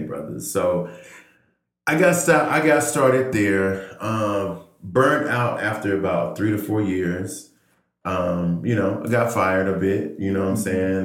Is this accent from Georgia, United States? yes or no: yes; Georgia, United States; moved away as an adult; now in Oakland, United States; a fellow native son of Georgia